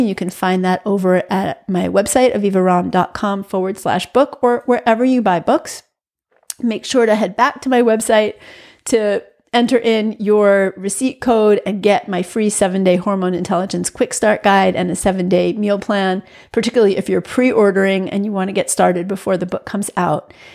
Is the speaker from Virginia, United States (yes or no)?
no; New York, United States; moved away as an adult; also born or lived in Massachusetts; I'm a New Yorker through and through. I grew up in a housing project with street games.